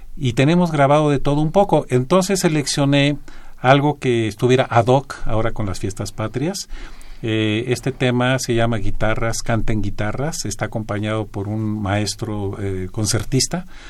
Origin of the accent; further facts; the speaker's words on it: Mexico; como mexicanos que somos